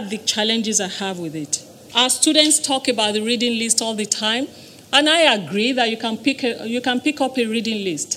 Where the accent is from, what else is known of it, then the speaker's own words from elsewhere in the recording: Nigeria; moved away; the era in which I grew up in Nigeria